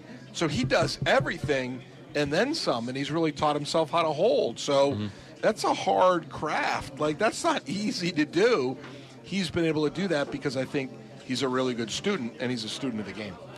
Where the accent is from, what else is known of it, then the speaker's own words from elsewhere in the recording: New England, United States; moved away; I grew up in the New England area